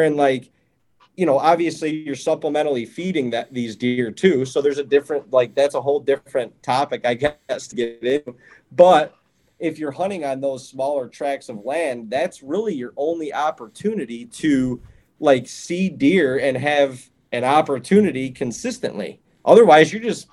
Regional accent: Ohio, United States; also born or lived in Western New York; when I was growing up in Ohio

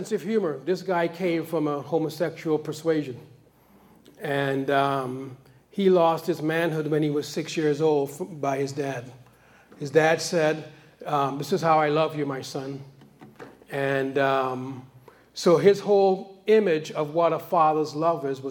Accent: New York, United States; I grew up in New York

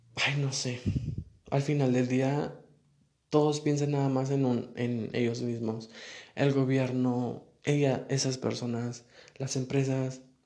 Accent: Saltillo, Coahuila, Mexico; Yo no soy de la Ciudad de México, soy de Coahuila, de Saltillo

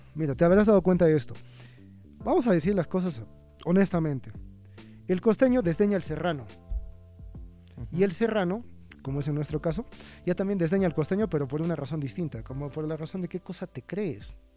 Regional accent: Peru; soy peruano

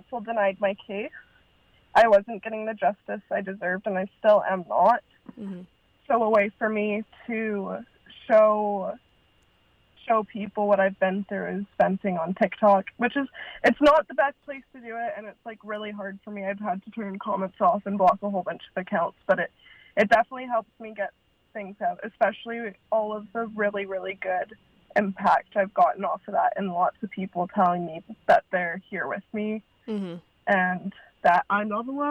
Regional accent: Vancouver Island, British Columbia, Canada; I am born and raised from Vancouver Island in British Columbia, Canada.

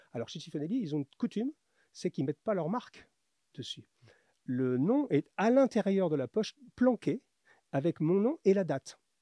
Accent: Paris, Île-de-France, France; also born or lived in north of Atlanta, Georgia, United States; je suis de Paris

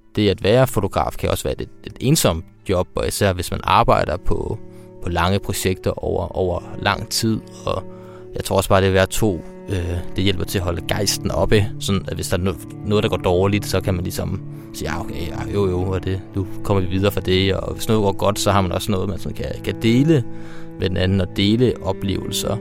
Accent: Denmark

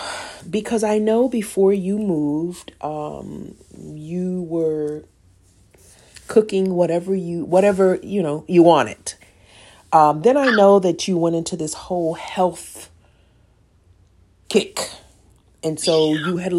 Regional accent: Midwest, United States; That's because we're from the Midwest. We're from the Midwest, okay?

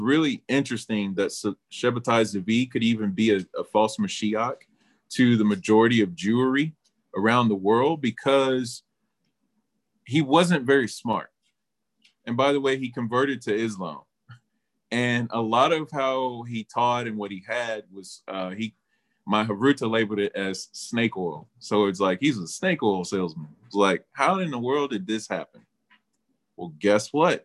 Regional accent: United States; We're from the United States of America.

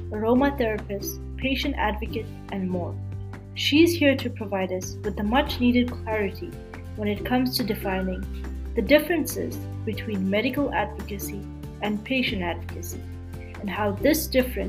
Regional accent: Canada; I'm a Canadian medical student

